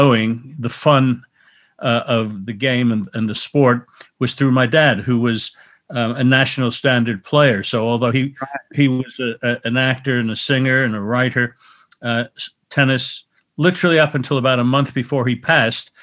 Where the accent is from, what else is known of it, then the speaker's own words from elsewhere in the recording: New York City, New York, United States; I was born in Forest Hills, New York, but my actual birth was in a hospital called the Woman's Hospital of Manhattan, which is still there. But I, with my parents, of course, we lived in Forest Hills